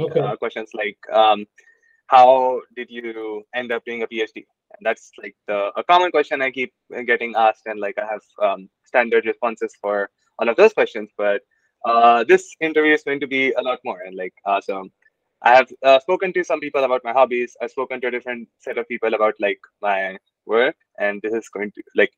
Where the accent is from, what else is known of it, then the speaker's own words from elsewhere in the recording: Pune, Maharashtra, India; moved away as an adult; now in Buffalo, United States; I'm from Pune, Maharashtra